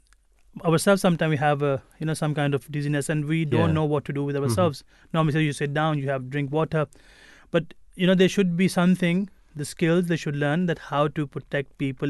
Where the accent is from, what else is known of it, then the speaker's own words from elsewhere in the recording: Pakistan; moved away; we are from Pakistan originally